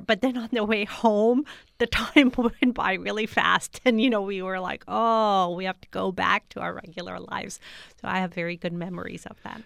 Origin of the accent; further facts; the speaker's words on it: United States; also born or lived in Kabul, Afghanistan; growing up in the United States as a refugee